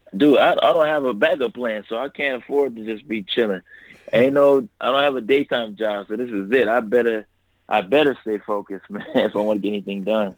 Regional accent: Los Angeles, California, United States; I'm from South Central Los Angeles, man. I grew up right in the hood

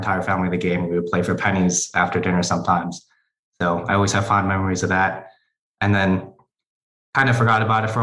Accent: Connecticut, United States; also born or lived in Chicago, Illinois / South Korea; So I was born in Chicago, but lived in South Korea for a while when my dad had to do his military service. And then we moved back to the U.S. and settled down in Connecticut.

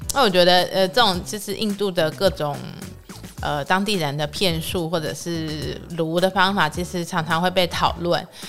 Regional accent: Taiwan; 所以有时候他们问我说你是哪里人的时候，我就不会很直接说是台湾

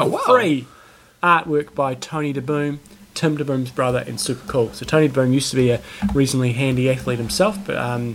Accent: New Zealand

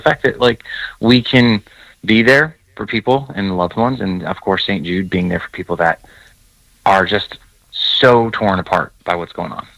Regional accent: New York, United States; I grew up in New York

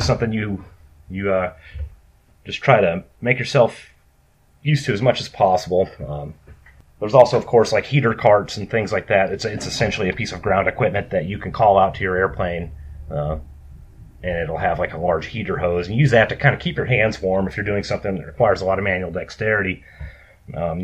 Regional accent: rural Minnesota, United States; I grew up on a farm in rural Minnesota

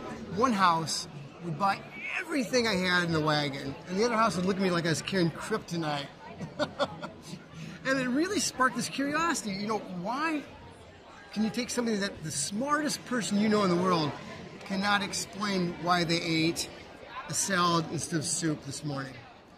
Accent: Iowa, United States; I grew up in Iowa, which is total farm country, and all anybody does there, they work with food.

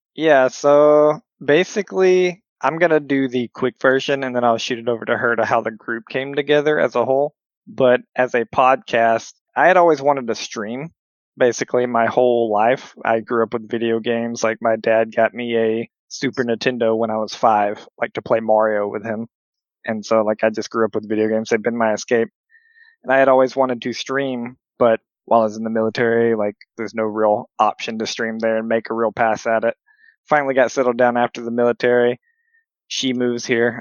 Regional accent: Alabama, United States; accent: Alabama; now in Minnesota, United States; I come from Alabama

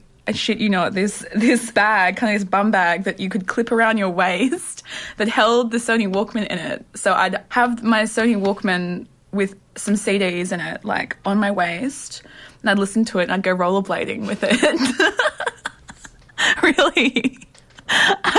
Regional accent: Newcastle, New South Wales, Australia; moved away as an adult; now in Sydney, Australia; I was born in Newcastle. I moved to Sydney about 4 years ago

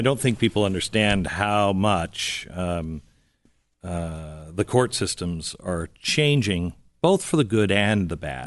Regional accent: Seattle, Washington, United States; moved away; I'm a West Coast guy. I grew up in Seattle

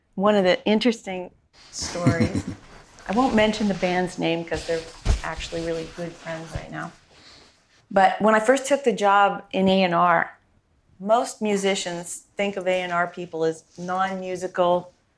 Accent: San Mateo, California, United States; I grew up on the peninsula in San Mateo.

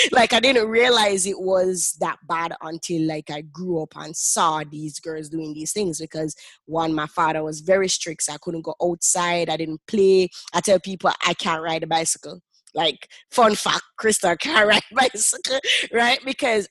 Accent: Jamaica; I currently live in Jamaica and I grew up in Jamaica.

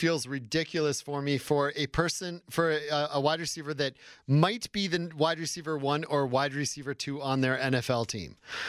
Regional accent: Ely, Minnesota, United States; I'm from Ely.

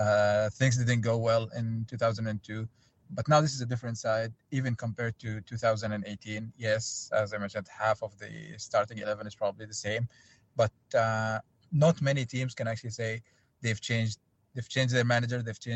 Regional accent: Saudi Arabia; I was actually born and raised in Saudi Arabia

